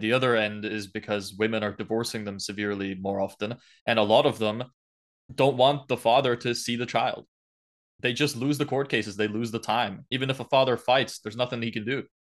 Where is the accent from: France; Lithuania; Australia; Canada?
Lithuania; now in Ireland; I wasn't born here. Uh originally I'm from Lithuania, so Eastern Europe